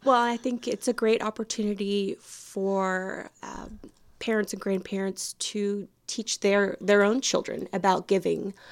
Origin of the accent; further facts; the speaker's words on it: Houston, Texas, United States; moved away as an adult; now in Deep East Texas, United States; I'm originally from Houston, and my background is in the nonprofit world